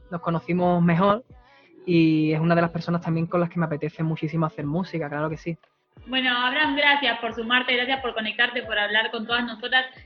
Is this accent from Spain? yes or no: yes; Valencia, Valencian Community, Spain; Soy de Valencia.